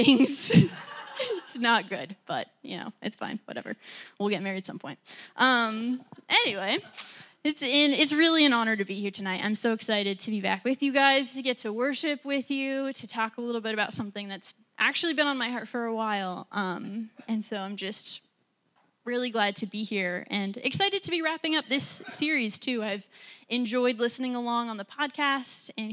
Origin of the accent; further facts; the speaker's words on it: Montana, United States; moved away as an adult; now in Washington, D.C., United States; I grew up in Montana